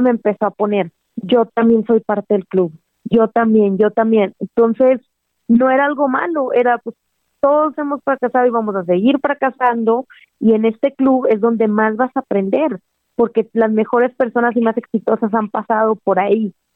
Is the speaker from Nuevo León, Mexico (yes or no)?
yes; Monterrey, Nuevo León, Mexico; yo soy de Monterrey